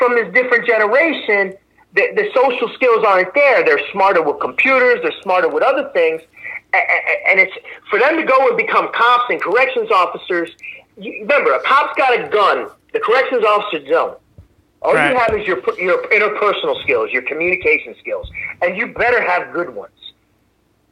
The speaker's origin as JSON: {"language": "English", "town": "Philadelphia", "region": "Pennsylvania", "country": "United States", "tie": "born or raised there", "said": "Me growing up in South Philly"}